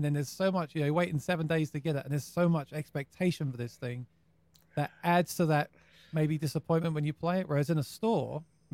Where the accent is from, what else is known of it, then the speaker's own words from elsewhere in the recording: England, United Kingdom; now in New York, United States; I live in New York now, but I used to live in... I came from England